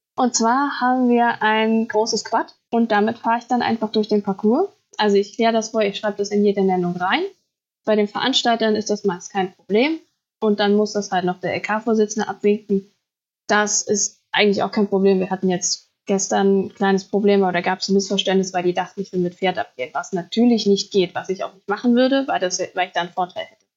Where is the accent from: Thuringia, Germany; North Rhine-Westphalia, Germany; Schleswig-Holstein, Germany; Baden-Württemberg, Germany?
Thuringia, Germany; ich komme aus Thüringen, ich wohne auch immer noch in Thüringen